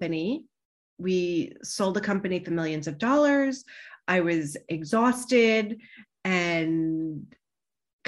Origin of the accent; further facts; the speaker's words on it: New York, United States; also born or lived in Boston / Manhattan; I grew up in New York